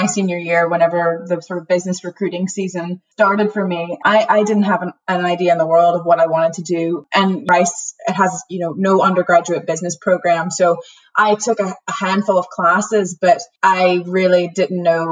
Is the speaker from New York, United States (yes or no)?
no; southwest Louisiana, United States; moved away as an adult; also born or lived in Houston, Texas; now in Northern Ireland, United Kingdom; I grew up in rural Louisiana, southwest Louisiana, the heel of the boot